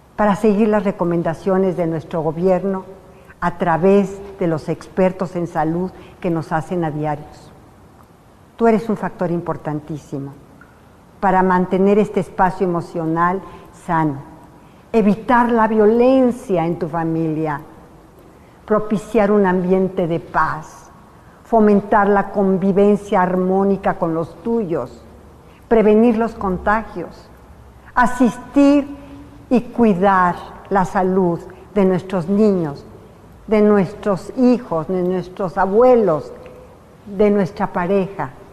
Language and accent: Spanish; Mexico; mujer mexicana